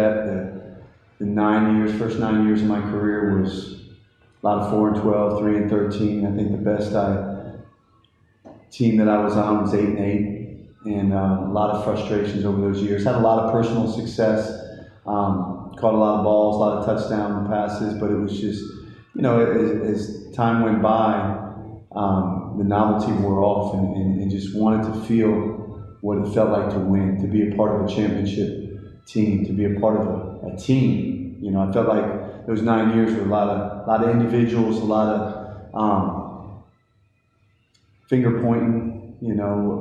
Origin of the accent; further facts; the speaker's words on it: Hillsborough, New Jersey, United States; also born or lived in Bronx, New York; now in Greensboro, United States; I grew up in Hillsborough, New Jersey.